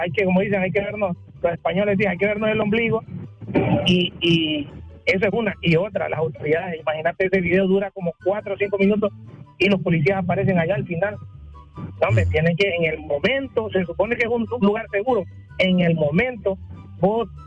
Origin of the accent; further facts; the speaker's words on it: Honduras; nos pone en evidencia la baja cultura y el bajo pensamiento o, la baja forma de discernir que tenemos como, como, hondureños, pues.